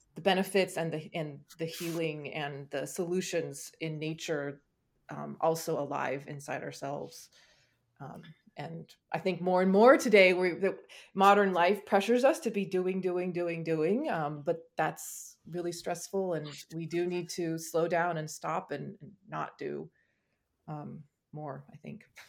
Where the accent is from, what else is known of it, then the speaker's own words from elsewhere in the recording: California, United States; growing up in California